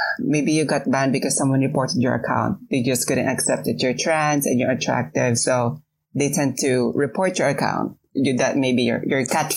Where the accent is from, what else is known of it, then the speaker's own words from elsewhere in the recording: Quezon City, Metro Manila, Philippines; I was born and raised in Quezon City